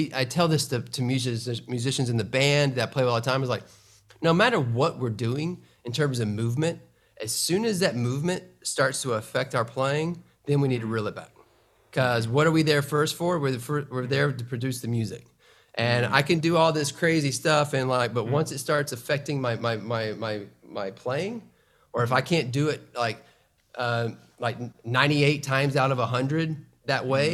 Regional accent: Atlanta, Georgia, United States; my hometown in Atlanta

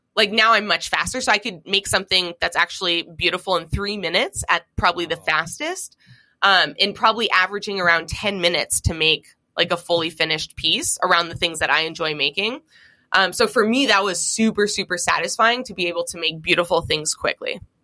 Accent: Seattle, Washington, United States; growing up in Seattle, Washington

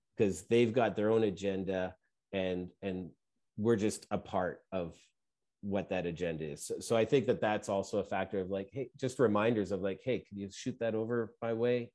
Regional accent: Canada; we're Canadian, where I am

